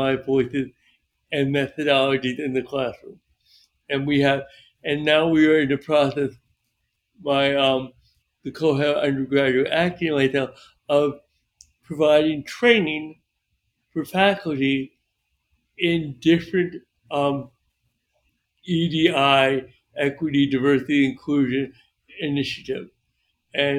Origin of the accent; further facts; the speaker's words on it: New York, United States; moved away; also born or lived in Florida; I was from New York, moved to Florida